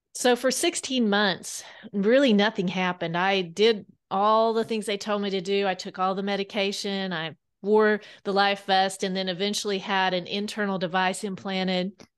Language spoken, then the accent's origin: English; Kansas, United States; now in Bentonville, United States; I grew up in Kansas